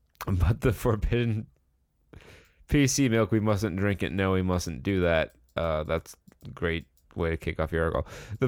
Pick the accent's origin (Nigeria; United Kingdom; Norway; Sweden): United Kingdom; Scotland; It's a rite of passage, part of being Scottish.